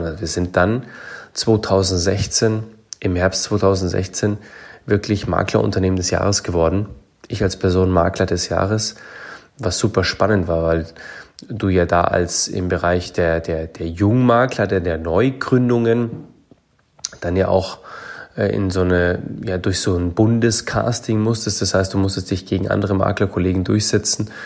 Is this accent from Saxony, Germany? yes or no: no; Munich, Bavaria, Germany; Ich bin in München groß geworden